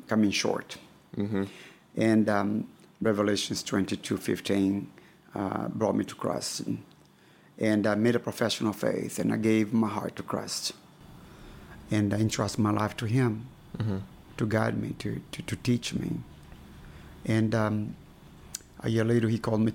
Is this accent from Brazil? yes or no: yes; Brazil; moved away as an adult; also born or lived in Memphis, United States; now in Lithuania; I was born and raised in Brazil